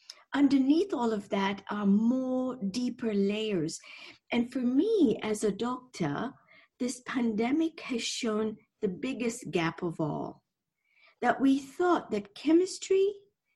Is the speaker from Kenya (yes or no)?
yes; Nairobi, Kenya; moved away as an adult; also born or lived in Scotland / London; I'm from Kenya originally. I was born and raised on the equator, actually.